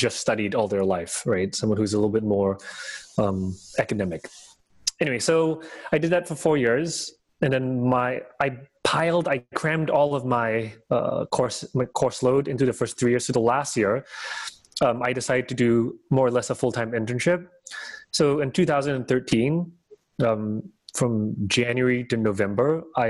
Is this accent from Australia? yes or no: no; Singapore; moved away as an adult; also born or lived in Hong Kong / New York; as a boy of 18 growing up in Singapore